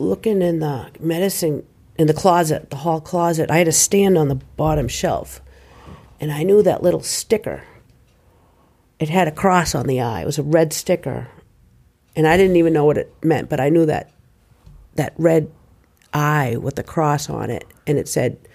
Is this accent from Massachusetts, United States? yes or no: yes; Quincy, Massachusetts, United States; I grew up here. I went to Quincy Public Schools. School born at Quincy Hospital